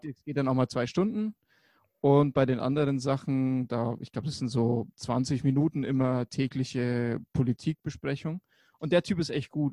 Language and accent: German; Germany; bei uns in Deutschland